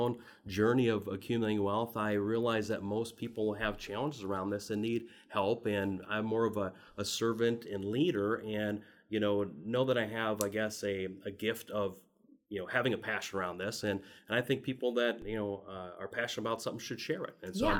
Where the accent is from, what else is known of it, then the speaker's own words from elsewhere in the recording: Midwest, United States; And for me, we grew up in the Midwest, and I'd say a middle-class family, and had a lot of the financial stresses that most middle-class families do.